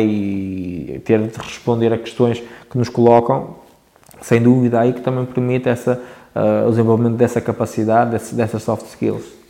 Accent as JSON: {"language": "Portuguese", "town": "Barcelos", "region": "Norte", "country": "Portugal", "tie": "born or raised there", "said": "sou natural de Barcelos, particularmente uma freguesia de Lijo, que se chama Lijó."}